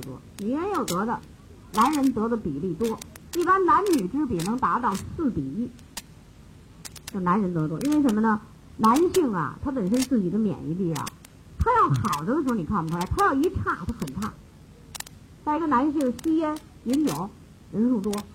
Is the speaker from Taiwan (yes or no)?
no; China; 咱中国人就有这毛病